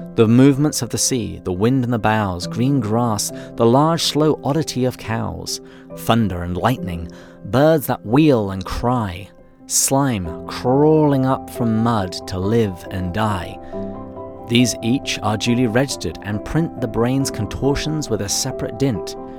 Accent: England, United Kingdom; accent: English; moved away as an adult; also born or lived in Washington, D.C. / Seattle / San Diego; now in United States; I was born and raised in England

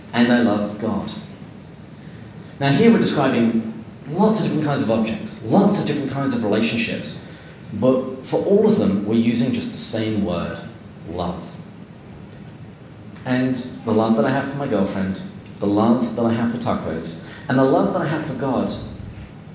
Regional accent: England, United Kingdom; as an Englishman

